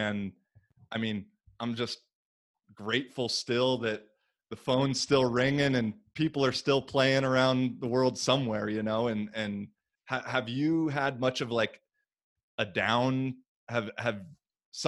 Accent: Washington, United States; moved away as an adult; also born or lived in Bay Area, California; my home state of Washington

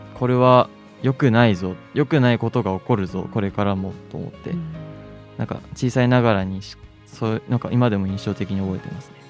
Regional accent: Date, Hokkaido, Japan; moved away as an adult; also born or lived in Miyagi; now in Sendai, Japan; 北海道の伊達市というところでして

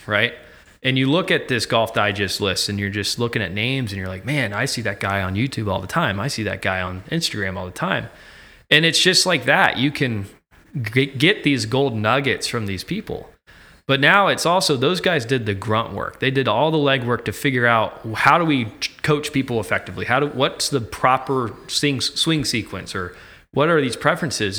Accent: Ocala, Florida, United States; now in Virginia Beach, United States; I'm originally from Ocala, Florida.

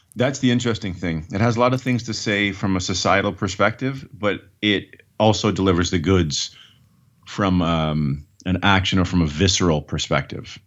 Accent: Canada; as a Canadian

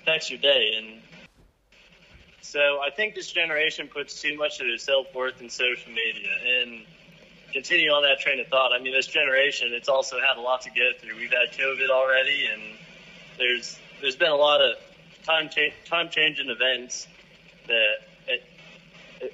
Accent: Wiggins, Colorado, United States; I grew up in Wiggins, Colorado, with a small class of 40 people

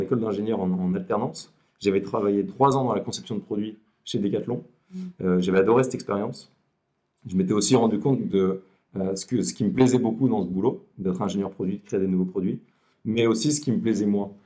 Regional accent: Lille, Hauts-de-France, France; je suis originaire de Lille

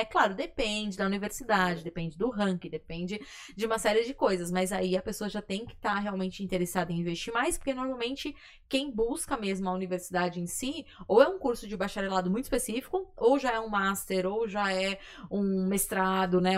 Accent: Brazil; a gente é brasileiro

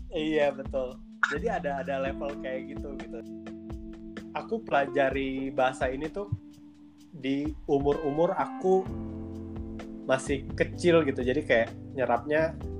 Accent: Bandung, West Java, Indonesia; aku dari Bandung juga

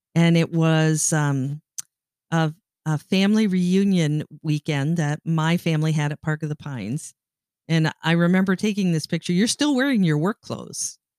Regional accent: Canada; now in United States; I am Canadian.

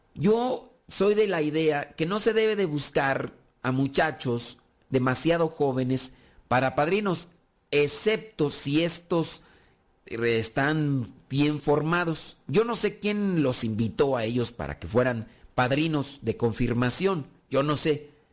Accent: Mexico; nosotros que somos de México

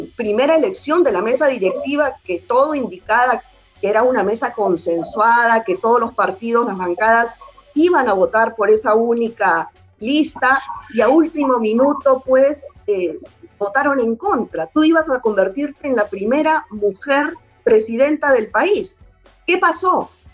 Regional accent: Peru; yo como ciudadana peruana

